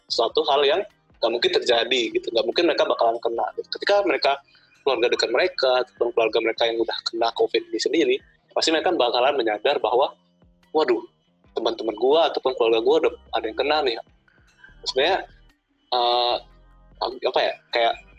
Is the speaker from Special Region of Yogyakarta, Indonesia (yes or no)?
no; Palembang, South Sumatra, Indonesia; gue kan dari Palembang ya, jadi di Palembang tuh udah nerapin PSBB